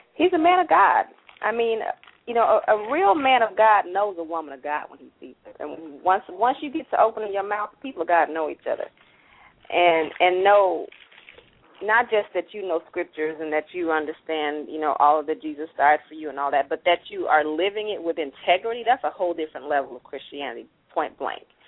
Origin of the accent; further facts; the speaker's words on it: the South, United States; growing up in the South